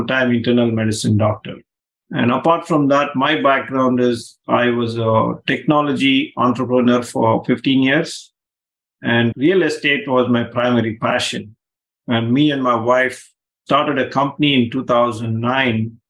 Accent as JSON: {"language": "English", "country": "India", "tie": "born or raised there", "moved": "yes", "said": "I grew up in India"}